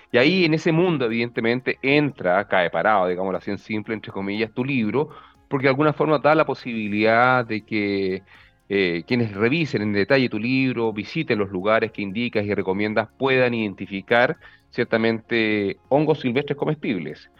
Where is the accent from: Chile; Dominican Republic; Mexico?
Chile; Arica, Arica y Parinacota; yo soy del norte de Chile, yo me crié en Arica